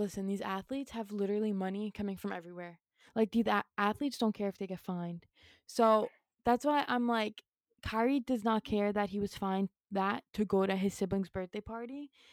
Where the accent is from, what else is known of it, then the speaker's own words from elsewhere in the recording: New York City, New York, United States; I was born and raised in New York City